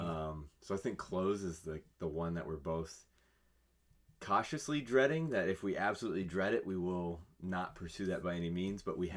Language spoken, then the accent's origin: English; California, United States; I'm from California